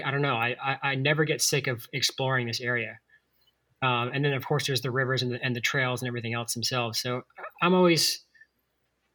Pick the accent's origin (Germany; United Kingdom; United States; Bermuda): United States; Atlanta, Georgia; now in Asheville, United States; I grew up in Atlanta in the suburbs